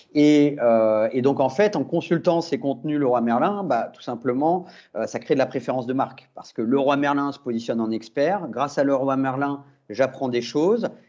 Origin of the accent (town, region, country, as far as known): France